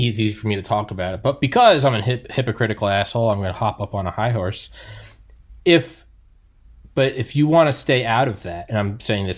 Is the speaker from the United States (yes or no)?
yes; New England, United States; also born or lived in Georgia; I'm from New England